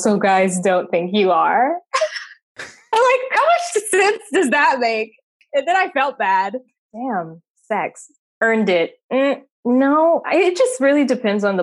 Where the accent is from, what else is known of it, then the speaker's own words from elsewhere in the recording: Chicago, Illinois, United States; I'm from Chicago, Illinois.